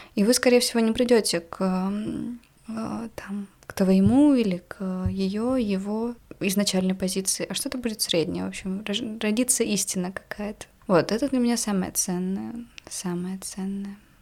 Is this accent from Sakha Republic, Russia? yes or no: yes; Yakutsk, Sakha Republic, Russia; Я из Якутска